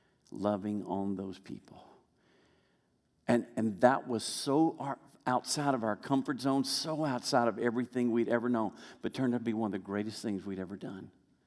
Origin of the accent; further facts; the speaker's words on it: Arkansas, United States; also born or lived in Memphis, Tennessee; I was born in Arkansas. Actually in Memphis, Tennessee, but then we moved to Arkansas right away.